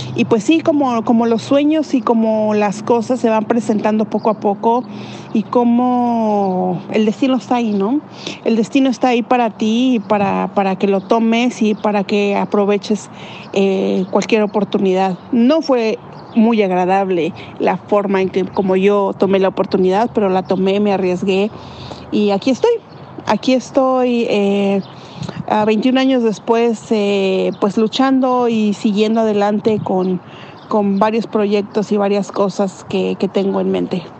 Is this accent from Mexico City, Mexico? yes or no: yes; Mexico City, Mexico; moved away as an adult; now in Canada; yo soy originaria de la Ciudad de México y vivo aquí en Canadá desde el año 2006